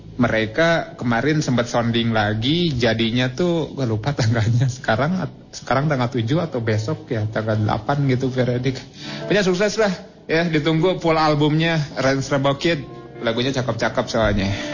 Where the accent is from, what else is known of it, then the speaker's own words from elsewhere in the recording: West Java, Indonesia; kita sebagai orang Sunda